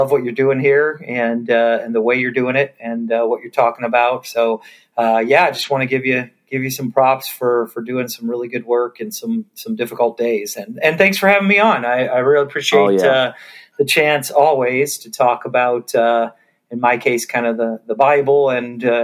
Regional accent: Georgia, United States; now in San Diego, United States; although I live in San Diego, I grew up in Georgia

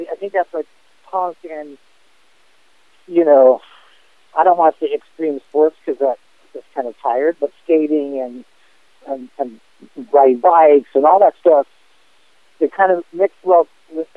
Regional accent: Los Angeles, California, United States; growing up in L.A., at that time, skating and BMX

